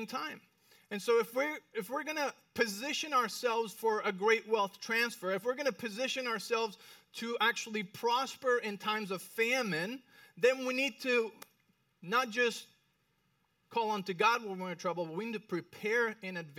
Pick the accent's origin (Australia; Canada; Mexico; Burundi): Mexico; Mexico City; moved away as an adult; I went to private school in Mexico City.